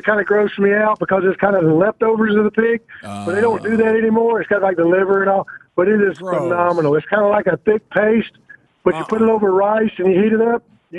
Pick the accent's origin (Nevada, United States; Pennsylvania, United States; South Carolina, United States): South Carolina, United States; Columbia; now in Huntsville, United States; I'm from Huntsville. I grew up in South Carolina.